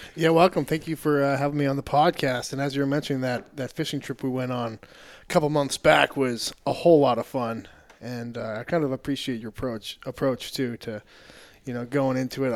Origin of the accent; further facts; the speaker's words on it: New Hampshire, United States; moved away as an adult; also born or lived in Maine; now in Austin, United States; I grew up in New Hampshire and, uh, went to college in Maine